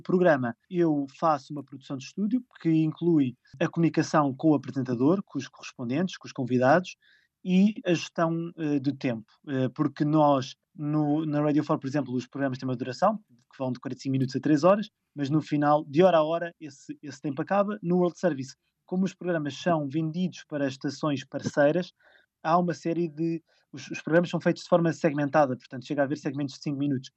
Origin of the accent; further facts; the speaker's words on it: Lisbon, Portugal; moved away as an adult; also born or lived in Ericeira; Eu sou de Lisboa